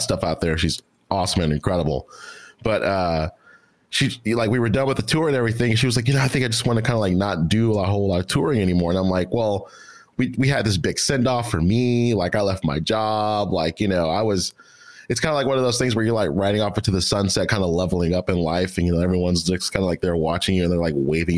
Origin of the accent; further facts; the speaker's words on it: Houston, Texas, United States; also born or lived in Nacogdoches, Texas; now in Austin, United States; Southside, Houston, Texas, where I'm from